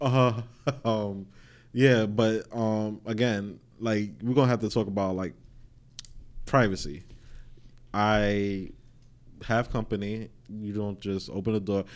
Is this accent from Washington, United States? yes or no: no; New York City, New York, United States; we come from Queens